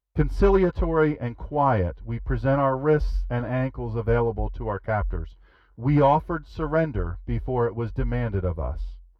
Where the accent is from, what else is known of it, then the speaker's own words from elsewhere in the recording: Rehoboth Beach, Delaware, United States; I am from Rehoboth